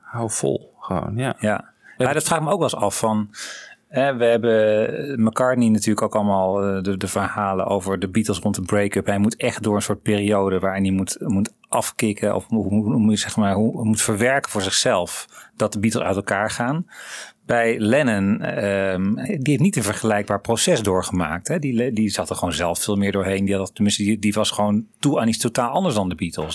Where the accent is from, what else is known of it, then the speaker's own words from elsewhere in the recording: Netherlands; wij daar als Nederlanders